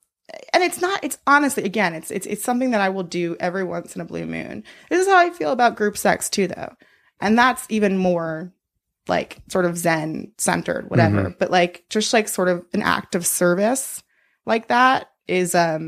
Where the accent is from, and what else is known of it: Boston, Massachusetts, United States; born or raised there